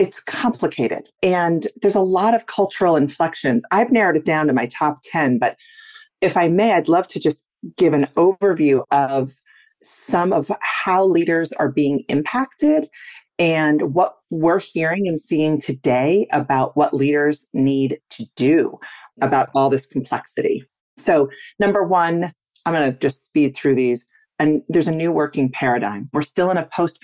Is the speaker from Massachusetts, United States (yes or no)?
yes; Martha's Vineyard, Massachusetts, United States; also born or lived in Connecticut; was raised on the island of Martha's Vineyard, which is a small island off the coast of Cape Cod in Massachusetts